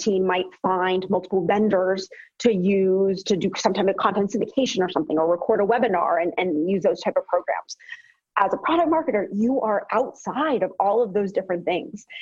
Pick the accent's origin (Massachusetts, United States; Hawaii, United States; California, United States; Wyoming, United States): Massachusetts, United States; Boston; I'm from Boston